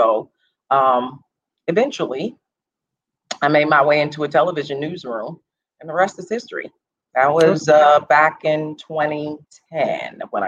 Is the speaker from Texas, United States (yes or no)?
no; Los Angeles, California, United States; also born or lived in St. Louis, Missouri; Well, I grew up in Los Angeles. I was born in St. Louis, but raised in Los Angeles, California.